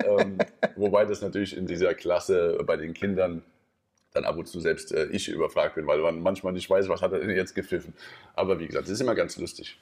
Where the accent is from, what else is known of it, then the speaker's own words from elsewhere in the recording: Wiesbaden, Hesse, Germany; moved away as an adult; also born or lived in Wallau / Hamburg / Denmark / Balingen; In Mainz-Kastell, in meiner Heimat